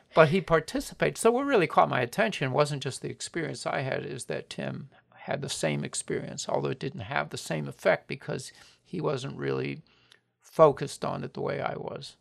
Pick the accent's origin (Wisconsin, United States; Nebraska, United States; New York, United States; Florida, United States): Florida, United States; Miami; When I was a boy, uh, growing up in Miami